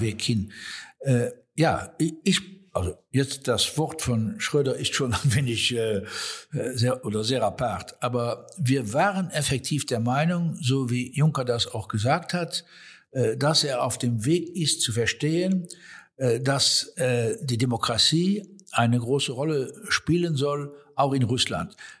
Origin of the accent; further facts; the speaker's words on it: Luxembourg; Wir als Luxemburger